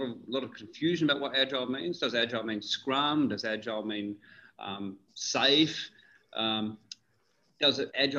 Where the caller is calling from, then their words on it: Dubai, United Arab Emirates; I'm calling from beautiful Dubai.